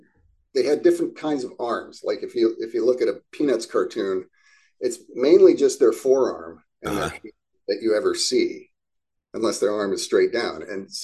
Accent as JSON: {"language": "English", "region": "Midwest", "country": "United States", "tie": "born or raised there", "said": "You know, the surroundings were more like where I grew up in the Midwest"}